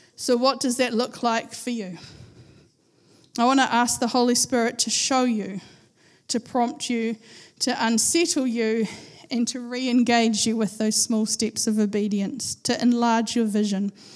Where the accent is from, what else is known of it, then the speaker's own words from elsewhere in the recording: Christchurch, Canterbury, New Zealand; moved away as an adult; now in Napier, New Zealand; I've lived all my life, I was 42 years old at the time. I've lived 42 years in Christchurch. We are from Christchurch